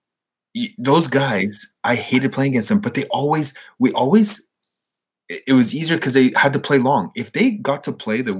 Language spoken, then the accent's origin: English; Ottawa, Ontario, Canada; I grew up with him in Bayshore.